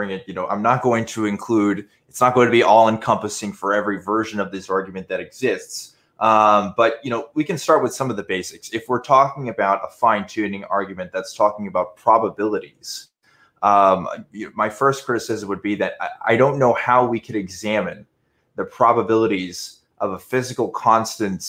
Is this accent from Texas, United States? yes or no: yes; Waco, Texas, United States; growing up in Waco, I did know a lot of them